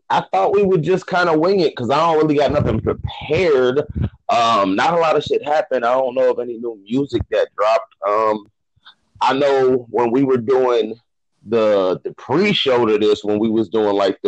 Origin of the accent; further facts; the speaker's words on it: Ohio, United States; I'm from Ohio, the home of meat, and LeBron James was born here too